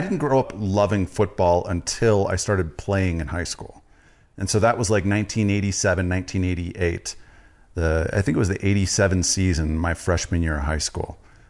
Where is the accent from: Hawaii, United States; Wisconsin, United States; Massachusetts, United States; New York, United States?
Wisconsin, United States; For everyone that listens, they know I grew up in Wisconsin, and I'm a contrarian by nature.